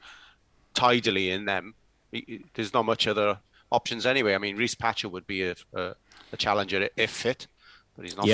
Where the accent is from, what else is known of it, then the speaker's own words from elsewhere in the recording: Welsh, Wales, United Kingdom; being Welsh